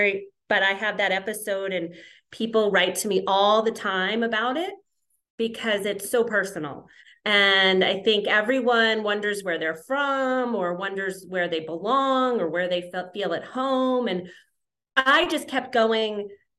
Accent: New Jersey, United States; I grew up in New Jersey.

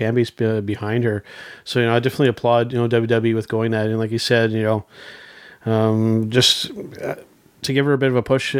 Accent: Canada; being a Canadian wrestling fan

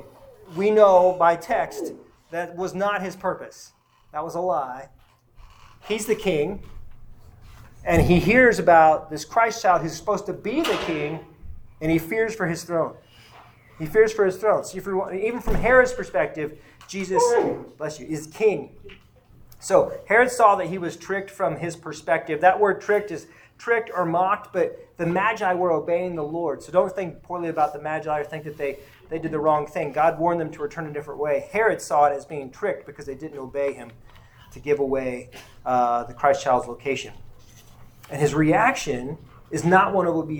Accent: Enid, Oklahoma, United States; I was born there. I was born in Enid, Oklahoma.

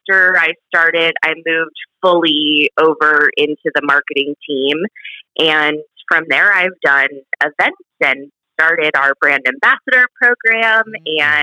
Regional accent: Southern California, United States; moved away as an adult; now in Texas, United States; I grew up in Southern California, and I moved out to Texas

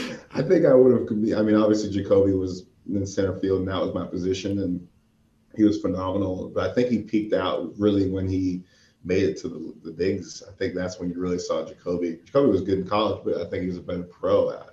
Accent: Boca Raton, Florida, United States; moved away as an adult; also born or lived in Corvallis, Oregon; Growing up in Boca Raton, it's probably like 45 minutes north of Miami

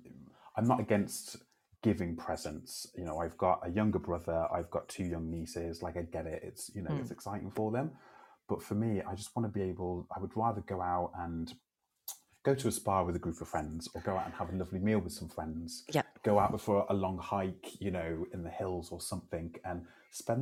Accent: Telford, West Midlands, United Kingdom; moved away as an adult; also born or lived in Canada; working at the FE College in my hometown in Telford

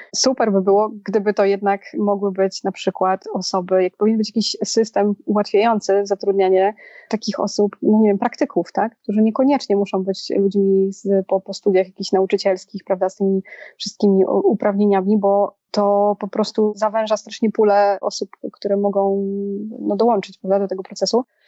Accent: Poland; now in Warsaw, Poland; ja się wychowałam w mieście 20-tysięcznym, a sama jestem w Warszawie

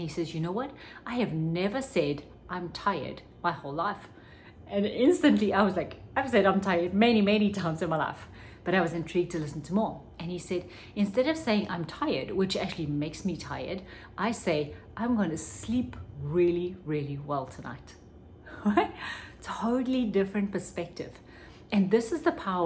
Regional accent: South Africa; when I was growing up in South Africa

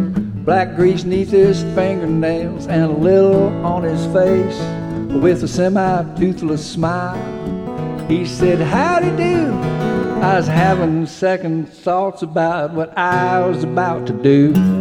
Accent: Austin, Texas, United States; I come from South Austin. When I travel around, people say, "You're from Austin, aren't you?" And I say, "No, I'm from South Austin." That's where all the Bubbas and the Bubettes live.

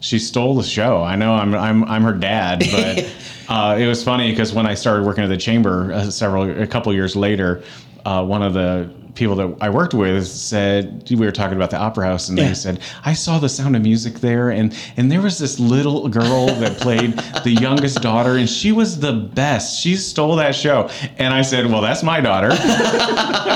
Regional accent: Valparaiso, Indiana, United States; I graduated from Wheeler High School

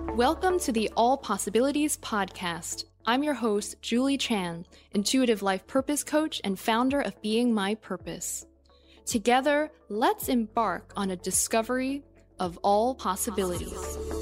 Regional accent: New York, United States; growing up in New York

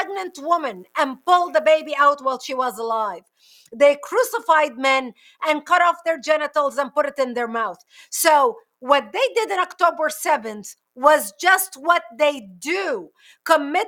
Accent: Lebanon; moved away as an adult; also born or lived in Israel; now in United States; I was born and raised in Lebanon all my youth. I came to the United States in 1989

